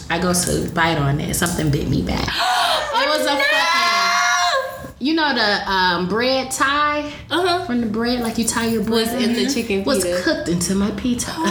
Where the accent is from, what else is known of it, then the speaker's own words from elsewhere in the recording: Detroit, Michigan, United States; I was born and raised on Detroit's West Side.